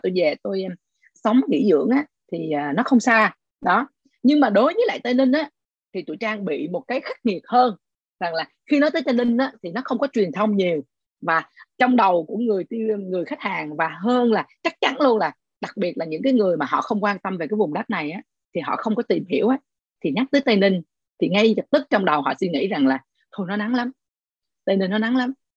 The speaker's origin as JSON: {"language": "Vietnamese", "region": "Ho Chi Minh City", "country": "Vietnam", "said": "còn chị là sài gòn"}